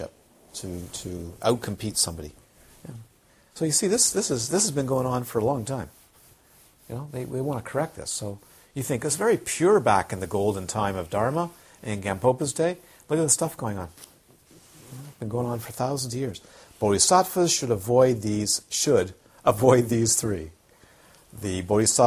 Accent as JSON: {"language": "English", "town": "Toronto", "region": "Ontario", "country": "Canada", "tie": "born or raised there", "said": "I grew up in Toronto, where you walk into the Holy Blossom Synagogue"}